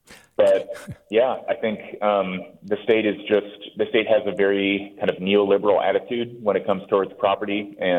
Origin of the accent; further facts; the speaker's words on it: Bay Area, California, United States; I'm in California. I grew up in the Bay Area, really loved it here, left for college and some work, came back after about a decade.